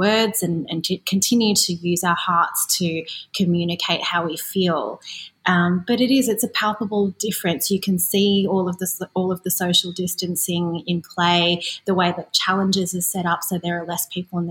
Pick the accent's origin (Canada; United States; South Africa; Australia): Australia; growing up in Australia, as I did in the 80s and the 90s